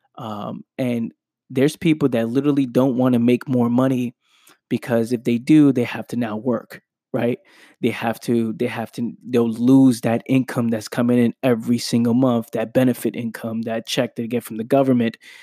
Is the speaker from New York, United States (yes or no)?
yes; New York City, New York, United States; growing up in the Bronx, New York